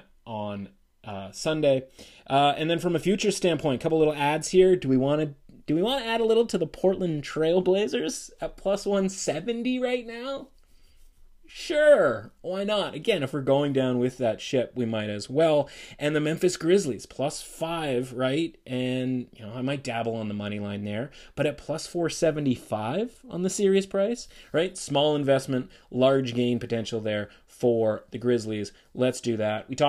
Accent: Canada; we're Canadian

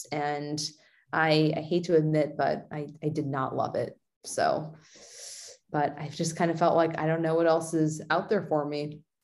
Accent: California, United States; moving from Oregon to my hometown in, in California

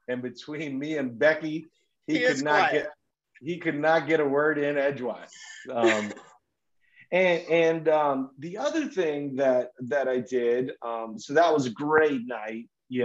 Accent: Minnesota, United States; I'm from Minnesota, you know, so I live in Minnesota most of the year.

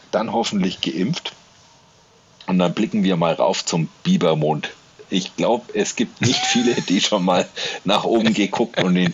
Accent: Nuremberg, Bavaria, Germany; du und ich, wir sind beide aus Nürnberg. Wir sind hier geboren, wir sind Bayern irgendwie. Also auch wenn wir eigentlich Franken sind.

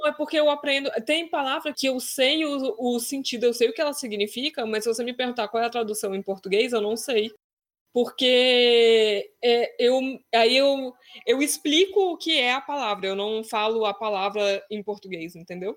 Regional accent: Brazil; moved away as an adult; now in Vienna, Austria; E a gente, como brasileiro, a nossa família geralmente é grande

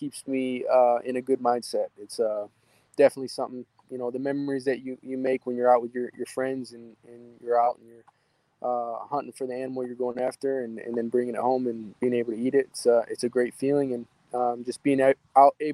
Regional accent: Michigan, United States; my hometown here in Michigan

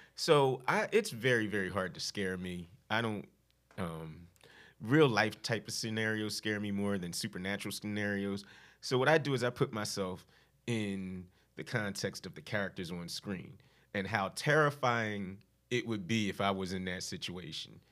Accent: Philadelphia, Pennsylvania, United States; I grew up in Philly

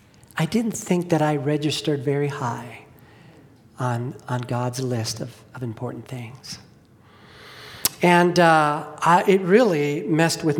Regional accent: Los Angeles, California, United States; I grew up in Los Angeles

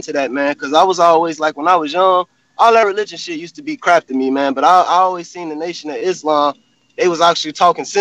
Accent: Chicago, Illinois, United States; I grew up in Chicago

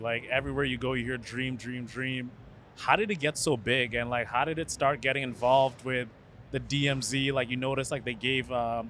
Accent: Sarnia, Ontario, Canada; now in Toronto, Canada; where I grew up in Sarnia

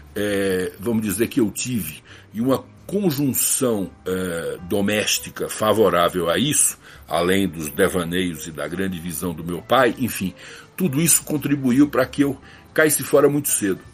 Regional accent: Recife, Pernambuco, Brazil; accent: Nordestino; moved away; also born or lived in Garanhuns, Pernambuco; Eu sou nascido em Garanhuns, no agreste meridional de Pernambuco, a 240 quilômetros de Recife, uma cidade a quase mil metros de altura, bastante fria, bastante agradável, muito prazerosa, mas eu cresci na cidade do Recife

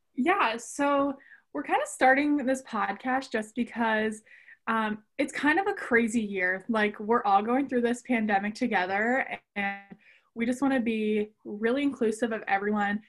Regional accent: Columbus, Ohio, United States; I'm from Columbus, Ohio

